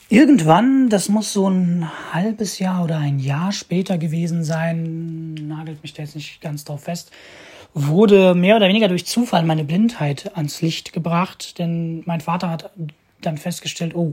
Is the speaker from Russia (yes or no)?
yes; Moscow, Russia; born there; Ich bin geboren 1996 in Moskau, leider ein bisschen zu früh.